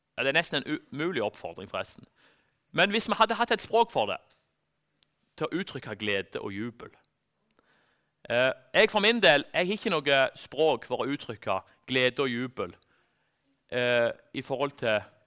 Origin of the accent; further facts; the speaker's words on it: Norway